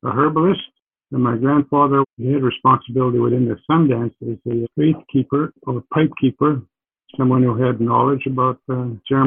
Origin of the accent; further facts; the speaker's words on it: Sturgeon Lake First Nation, Saskatchewan, Canada; my family history begins with where I was born in Sturgeon Lake First Nation.